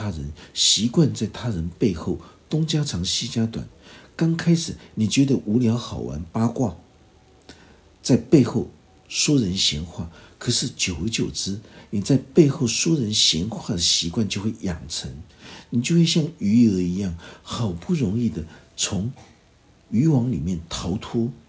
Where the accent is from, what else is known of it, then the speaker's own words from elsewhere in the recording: Taiwan; 我们台湾人经常会有很多的口头口头禅，那些口头禅都是一种呃乡土的一种气息。